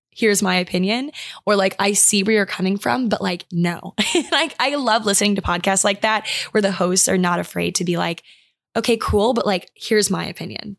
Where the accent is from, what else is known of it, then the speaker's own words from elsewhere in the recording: Maryland, United States; my hometown, like, I live on a river